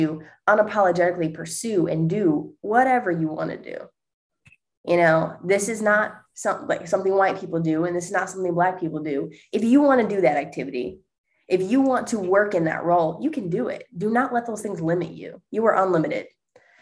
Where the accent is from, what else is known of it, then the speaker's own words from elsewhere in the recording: La Porte, Indiana, United States; moved away as an adult; now in Indianapolis, United States; I grew up in Northwest Indiana, about an hour away from Chicago, okay. 20 minutes from Lake Michigan. So if that gives you any reference point, okay. It's a small town called LaPorte, Indiana